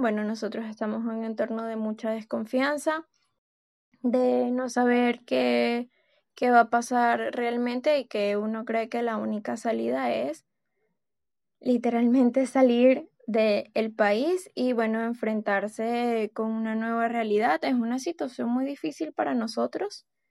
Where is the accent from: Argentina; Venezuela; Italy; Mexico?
Venezuela; como periodista venezolana